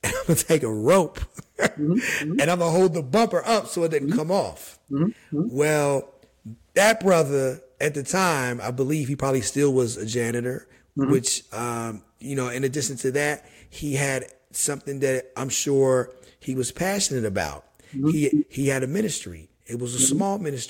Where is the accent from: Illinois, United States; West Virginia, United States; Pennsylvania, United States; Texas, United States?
West Virginia, United States; moved away as an adult; also born or lived in New Jersey / New York; now in New Jersey/New York area, United States; I'm born and raised in West Virginia. I've been in the, you know, the New Jersey, New York area since college graduation